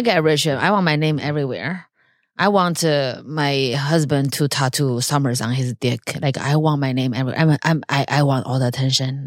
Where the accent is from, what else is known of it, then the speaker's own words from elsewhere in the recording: China; moved away; I grew up in China